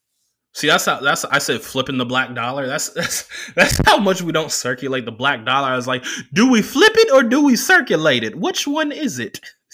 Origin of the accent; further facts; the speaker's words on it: California, United States; now in Oakland, United States; as a kid growing up in Southern California for, like, the first half of my life, the first quarter of my life up until now, Kobe Bryant meant something. Even though by the time … came out, I was living in Oakland